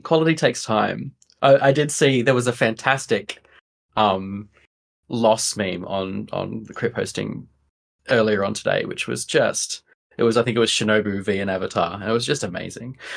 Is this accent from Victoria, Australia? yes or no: no; Sydney, New South Wales, Australia; moved away as an adult; also born or lived in United Kingdom; now in Melbourne, Australia; I'm originally from Sydney, um, by way of the uh, via, UK um, as well